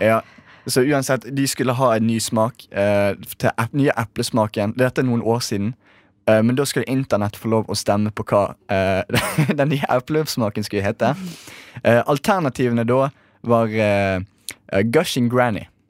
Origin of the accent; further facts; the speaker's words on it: Bergen, Vestland, Norway; dette angår meg uh, veldig, som bergenser